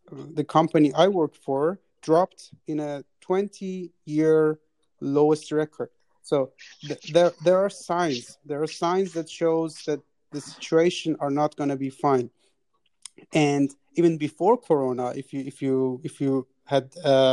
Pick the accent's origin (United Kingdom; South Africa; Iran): Iran; now in Austria; my home country, Iran